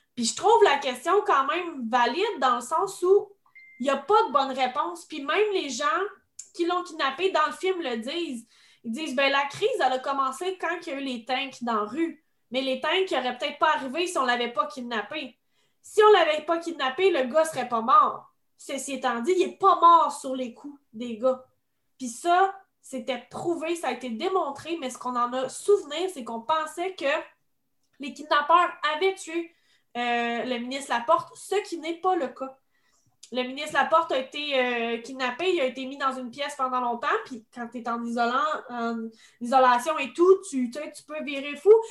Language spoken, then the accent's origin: French; Quebec, Canada; en tant que Québécois